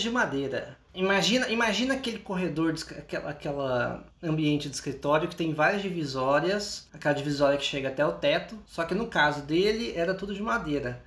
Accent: Goiânia, Goiás, Brazil; Eu cresci em Goiânia. Eu cresci em Goiânia.

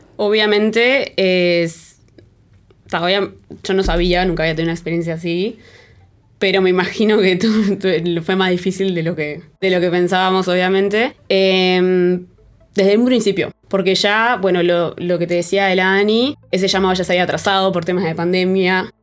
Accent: Uruguay; moved away as an adult; now in France; teniendo una vida bastante parecida a la que tenía en, en Uruguay, pero en otro lado

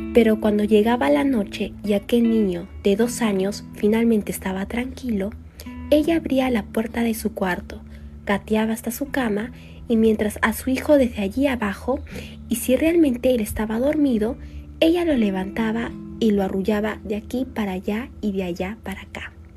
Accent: Lima, Peru; tengo 17 años, soy de Lima

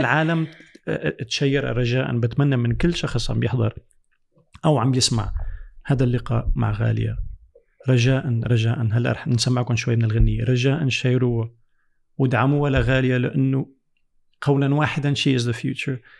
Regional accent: France; also born or lived in United States; انا ربيت بفرنسا

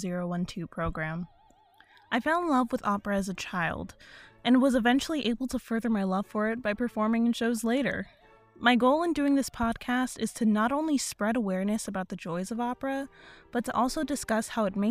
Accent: Los Angeles, California, United States; I'm from Los Angeles, California.

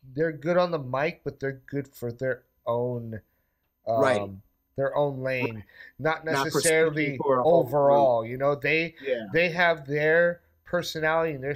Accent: New York, United States; being a New Yorker

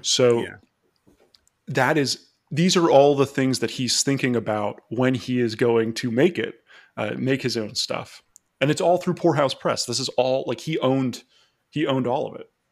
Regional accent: Florida, United States; I was from Florida

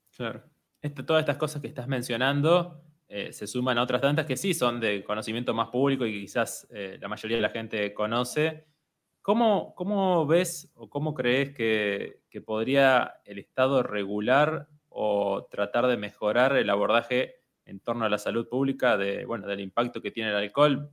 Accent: Argentina

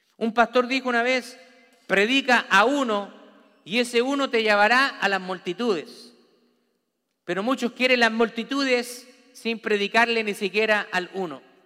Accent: Chile; moved away; como en mi país dice

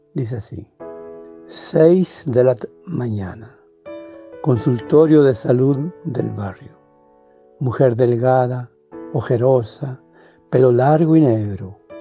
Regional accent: Chile; Yo soy chileno, vivo en Santiago de Chile

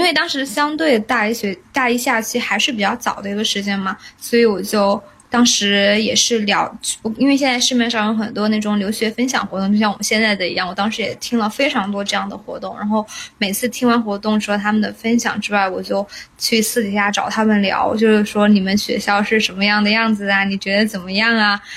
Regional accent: China; moved away as an adult; now in United States; 我作为中国人

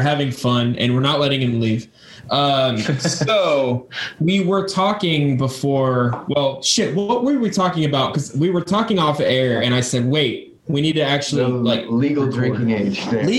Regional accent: United States; I'm from America

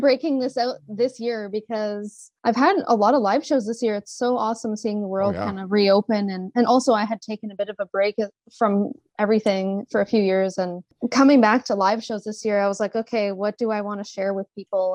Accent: Sudbury, Ontario, Canada; moved away as an adult; also born or lived in Montreal / Toronto; now in Calgary, Canada; born and raised in Sudbury, actually, and uh, it was a great place to grow up

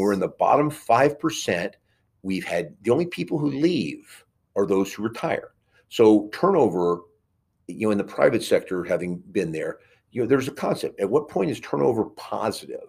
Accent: New York City, New York, United States; moved away; I was born in Queens

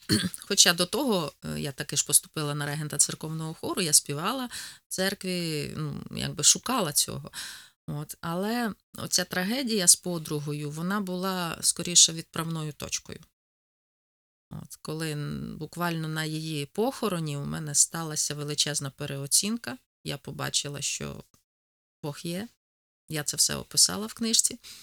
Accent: Poltava Oblast, Ukraine; accent: Poltava; moved away as an adult; now in Rivne, Ukraine; Народилася я на Кіровоградщині, а виросла на Полтавщині.

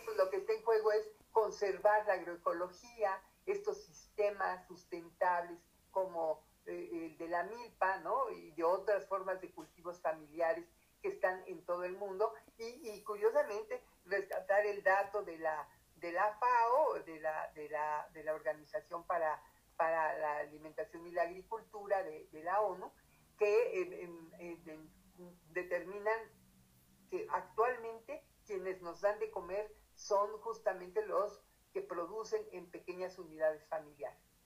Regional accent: Mexico

